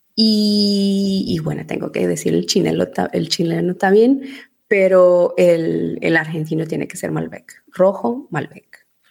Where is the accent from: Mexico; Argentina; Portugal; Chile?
Portugal; moved away as an adult; also born or lived in Venezuela / Spain / Dubai; now in England, United Kingdom; Mis padres son portugueses